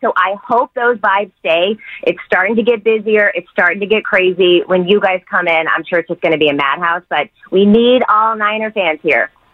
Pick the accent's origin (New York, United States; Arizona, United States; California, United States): California, United States; Bay Area; a Bay Area kid